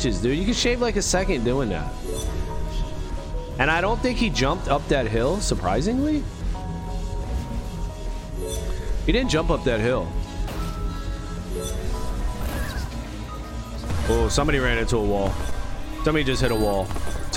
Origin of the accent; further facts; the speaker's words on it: Philadelphia, Pennsylvania, United States; I'm from Philly. I'm on the other side. We from Philly out here.